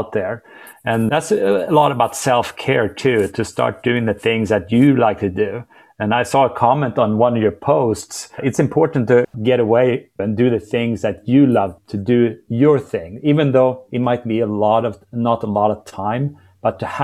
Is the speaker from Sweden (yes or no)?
yes; Sweden; now in Dallas, United States; I'm from Sweden.